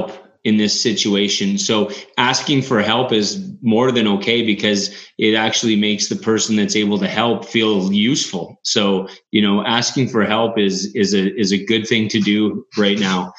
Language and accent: English; Canada; We're Canadian